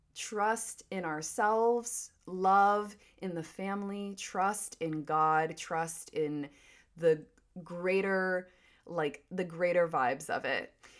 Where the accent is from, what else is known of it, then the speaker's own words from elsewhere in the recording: Wilmington, North Carolina, United States; moved away as an adult; also born or lived in California; Wilmington, North Carolina is my hometown